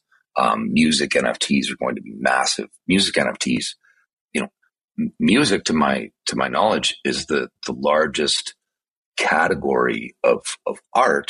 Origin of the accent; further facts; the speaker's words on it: Canada; where I grew up in Canada